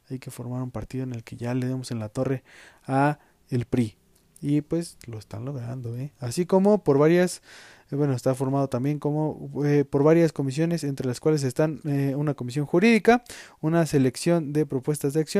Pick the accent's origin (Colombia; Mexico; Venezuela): Mexico; pues como buenos mexicanos